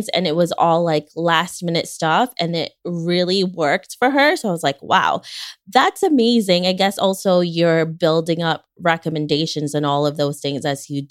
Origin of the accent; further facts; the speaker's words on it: United States; I'm an American